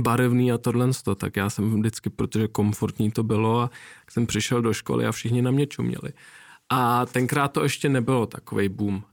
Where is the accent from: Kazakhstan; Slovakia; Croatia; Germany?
Germany; Nuremberg, Bavaria; moved away; tenkrát v Norimberku, já jsem se narodil v Německu a žil mm-hmm. jsem tam nějakou dobu